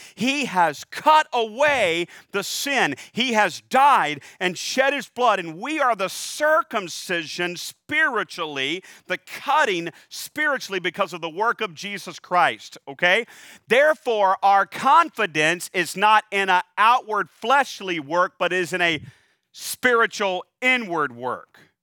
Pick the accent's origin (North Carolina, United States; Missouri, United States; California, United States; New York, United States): North Carolina, United States; I am from North Carolina